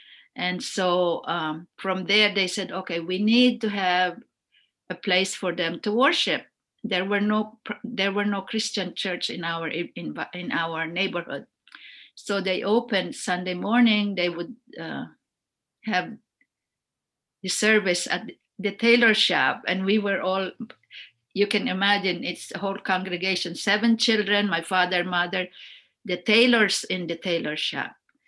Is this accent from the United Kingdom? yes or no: no; Philippines; English is a second language; Even now you can tell that I'm Filipino.